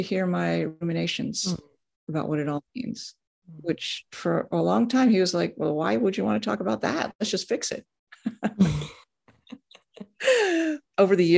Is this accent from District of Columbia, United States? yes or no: yes; Washington, District of Columbia, United States; I was born in Washington, D.C.